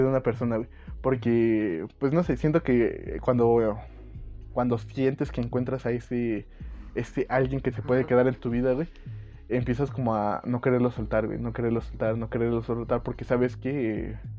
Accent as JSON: {"language": "Spanish", "country": "Mexico", "said": "siendo mexicano"}